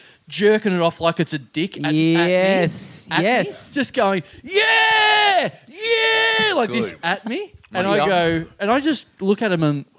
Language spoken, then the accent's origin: English; Maryborough, Australia; I'm from Maryborough.